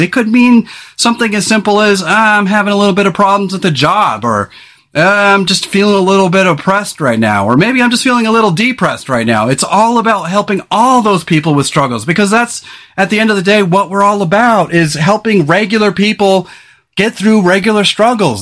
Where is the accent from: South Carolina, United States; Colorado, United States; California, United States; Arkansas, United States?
California, United States; moved away as an adult; now in Oregon, United States; we grew up in California and seven years ago we moved here.